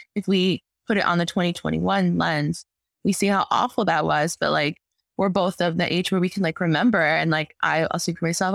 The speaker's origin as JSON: {"language": "English", "region": "Arizona", "country": "United States", "moved": "yes", "lives_now": "Chicago, United States", "said": "I'm originally from Arizona"}